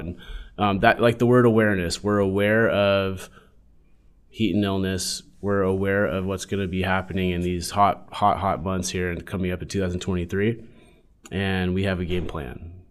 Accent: San Diego, California, United States; was born and raised in San Diego

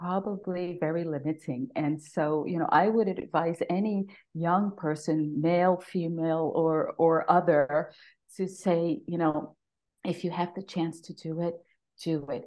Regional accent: New York City, New York, United States; moved away as an adult; now in Austria; I am a native New Yorker, born and raised, raised in the Bronx

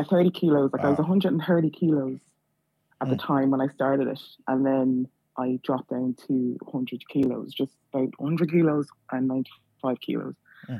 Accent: Dublin, Leinster, Ireland; Thanks. I'm from Dublin.

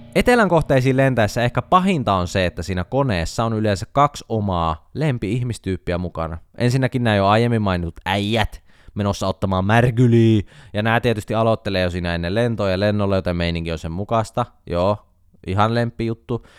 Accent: Jyväskylä, Central Finland, Finland; On kotoisin Jyväskylästä, meillä päin ei tarvi kysyä, että puhutellaanko etunimellä.

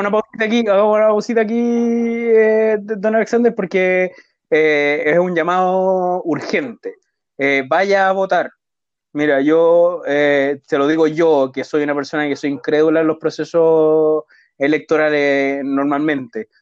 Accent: Chile; nosotros como chilenos

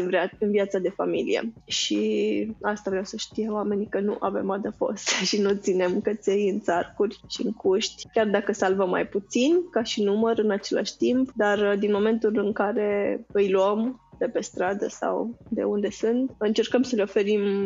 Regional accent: Romania; noi ca români

